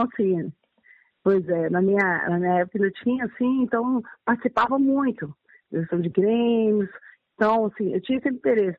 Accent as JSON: {"language": "Portuguese", "town": "Belo Horizonte", "region": "Minas Gerais", "country": "Brazil", "tie": "born or raised there", "also_born_or_lived": "Brasília", "said": "Eu sou nascida aqui em BH mesmo, tá? Sim. É, sou aqui, sou moradora do aglomerado da Serra"}